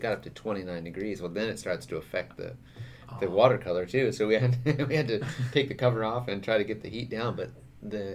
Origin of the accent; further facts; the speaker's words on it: California, United States; moved away; also born or lived in Europe; we grew up in it in California, so we're kind of used to it. But when you've been in Europe for a while